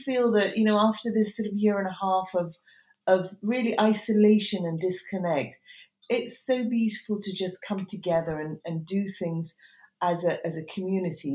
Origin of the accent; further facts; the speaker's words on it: Tehran, Tehran Province, Iran; now in United Kingdom; I was born in Tehran, and then we came and went over the years.